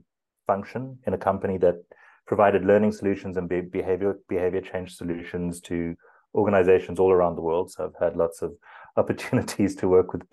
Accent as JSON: {"language": "English", "country": "South Africa", "first_language": "English", "said": "I'm from South Africa, so that's a good Afrikaans surname. I grew up English"}